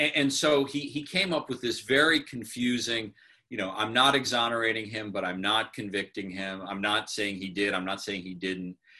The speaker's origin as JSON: {"language": "English", "region": "New York", "country": "United States", "said": "I'm a New Yorker"}